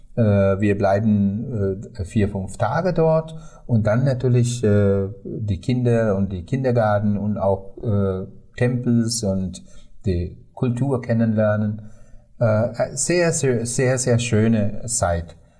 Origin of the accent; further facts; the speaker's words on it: Sri Lanka; German is a second language; meine Heimat